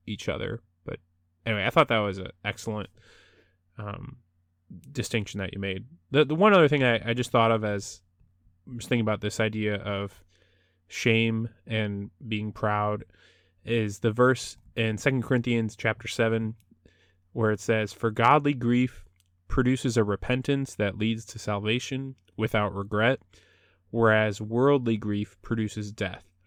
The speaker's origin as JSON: {"language": "English", "country": "United States", "said": "there are many things I love about being American"}